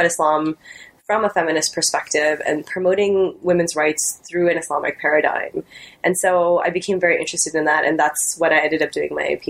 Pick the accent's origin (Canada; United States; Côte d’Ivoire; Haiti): Canada; I grew up in Canada as a South Asian Muslim Canadian, and I sort of like grew up balancing these multiple identities